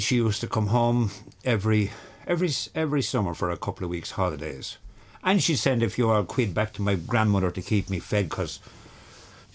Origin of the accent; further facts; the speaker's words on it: Ireland; also born or lived in Liscannor, County Clare; now in County Clare, Ireland; I am from Wexford.